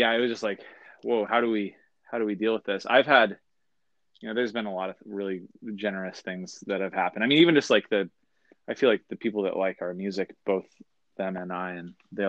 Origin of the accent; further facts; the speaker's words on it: Seattle, Washington, United States; I grew up in the Northwest, like up in Washington State, and I grew up there